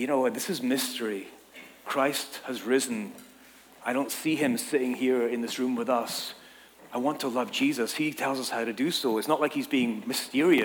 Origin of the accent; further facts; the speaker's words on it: Scotland, United Kingdom; moved away as an adult; now in Southern California, United States; I'm from Scotland. The gangs in my town were just like, you know, nothing to be afraid of.